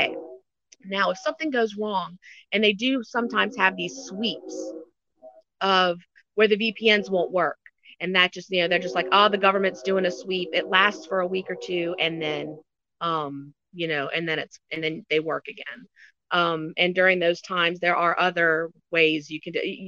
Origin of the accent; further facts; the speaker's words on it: United States; moved away as an adult; now in China; as an American